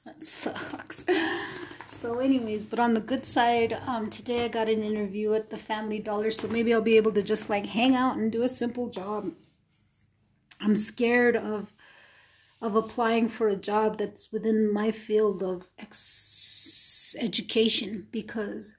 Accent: New Mexico, United States; I was born and raised in New Mexico

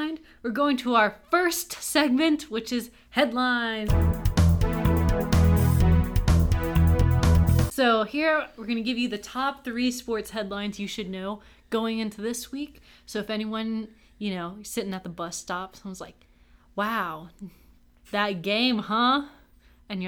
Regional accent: Austin, Texas, United States; I grew up, born and raised in Austin, Texas

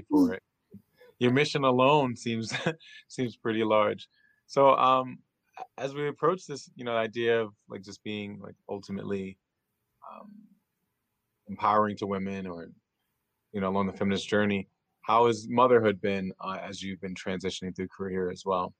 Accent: New York, United States; I'm from New York

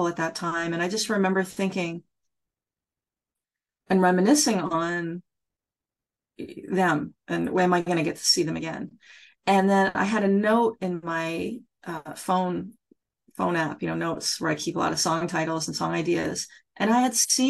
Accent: Nova Scotia, Canada; moved away as an adult; also born or lived in Ottawa; now in Toronto, Canada; I grew up in Nova Scotia

